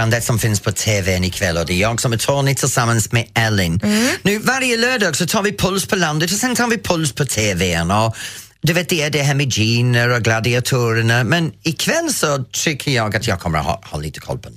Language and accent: Swedish; Canada; Swedish is a second language; now in Laholm, Sweden; Jag kommer från Kanada from Canada. Du har en liknande brytning som vad jag har.